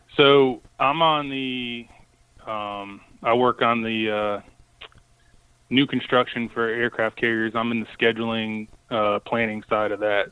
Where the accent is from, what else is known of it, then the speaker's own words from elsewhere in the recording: Connecticut, United States; now in Chesapeake, United States; I grew up in Connecticut